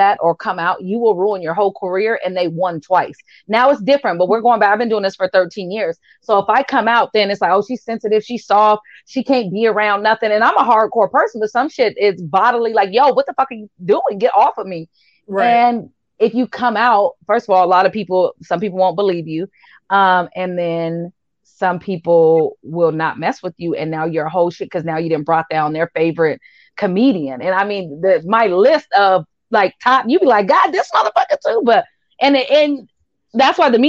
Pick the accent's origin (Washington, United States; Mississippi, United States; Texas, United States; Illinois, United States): Washington, United States; We're all from Washington.